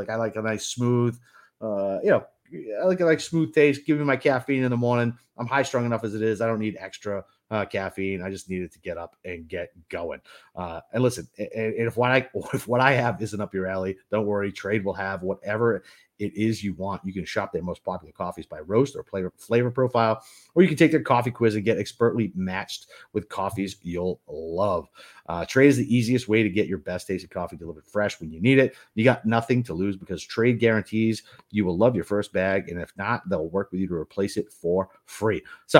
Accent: Boston, Massachusetts, United States; Listen, I'm from Boston. I'm typically a Dunkin' guy

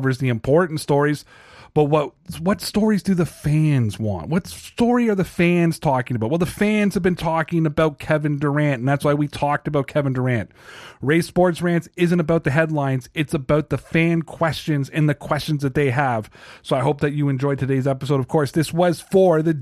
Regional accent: Toronto, Ontario, Canada; I'm from Toronto

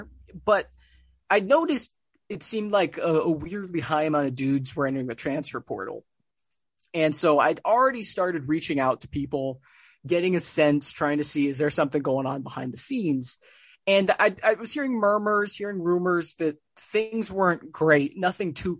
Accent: Hawaii, United States; now in Bay Area, United States; I'm born and raised in Hawaii, and so and I'm born and raised on the islands.

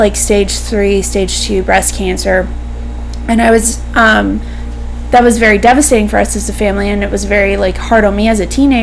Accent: High Point, North Carolina, United States; also born or lived in Greensboro, North Carolina / New York; I'm from High Point

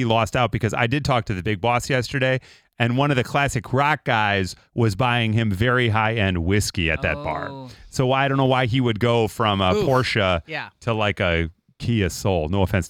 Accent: Chicago, Illinois, United States; I'm from Chicago.

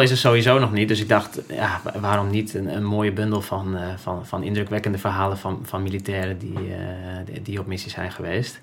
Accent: Friesland, Netherlands; moved away as an adult; ik ben opgegroeid in Friesland eh, als, als, als jongetje

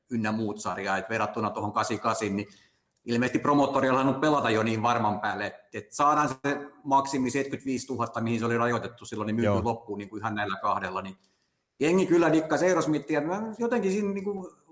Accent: Turku, Southwest Finland, Finland; Et nyt mä oon Suomesta asti, Suomen Turusta asti matkustanut

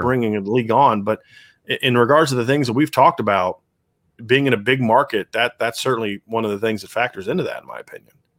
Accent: Virginia, United States; I'm from Virginia

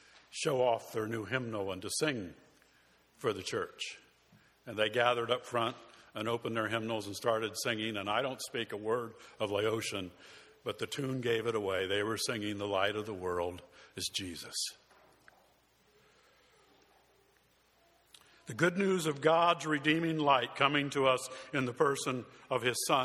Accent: Tucson, Arizona, United States; moved away; In my hometown of Tucson, Arizona

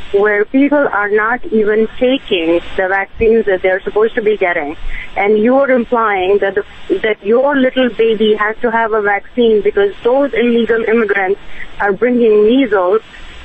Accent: India; now in New York City, United States; I am from India, an immigrant and a physician.

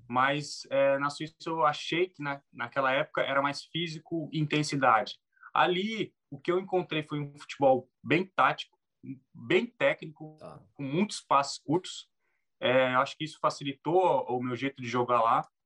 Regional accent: Brazil; moved away as an adult; now in Finland

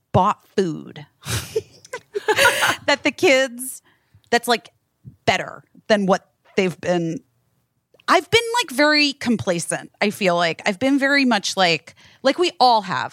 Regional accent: California, United States; moved away; I am from California. I know my berries.

